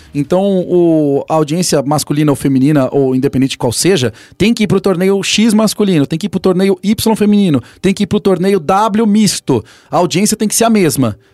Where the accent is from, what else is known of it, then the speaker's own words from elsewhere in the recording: Brazil; somos brasileiros